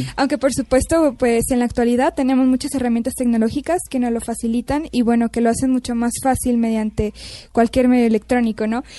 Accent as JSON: {"language": "Spanish", "country": "Mexico", "also_born_or_lived": "Canada", "said": "yo soy mexicana y en México"}